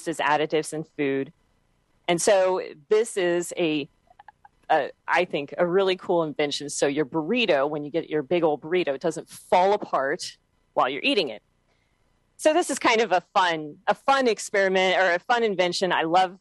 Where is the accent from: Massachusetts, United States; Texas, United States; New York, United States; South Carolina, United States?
Texas, United States; I'm from Texas